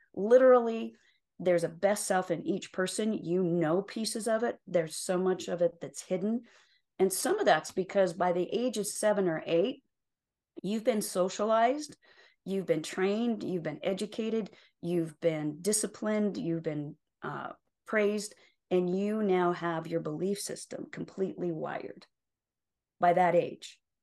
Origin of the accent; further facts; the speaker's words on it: Utah, United States; also born or lived in Salt Lake City, Utah; I was born and raised in Utah, yes. So, I live in Salt Lake City right now, but I was born and raised in a very small rural town, um, just over the mountains here from Salt Lake